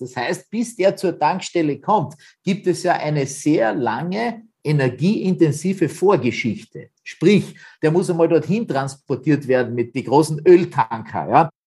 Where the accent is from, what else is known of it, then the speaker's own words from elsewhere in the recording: Austria; bei uns in Österreich